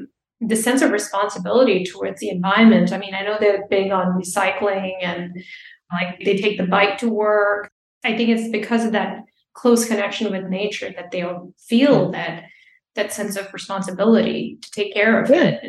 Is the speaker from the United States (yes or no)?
no; Dubai, United Arab Emirates; growing up in Dubai, we're not really, you know, we're not nature people.